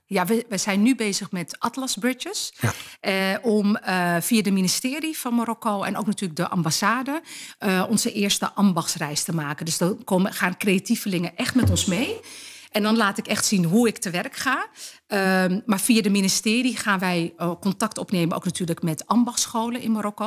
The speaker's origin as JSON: {"language": "Dutch", "country": "Netherlands", "tie": "born or raised there", "said": "Ik ben geboren en getogen in Nederland"}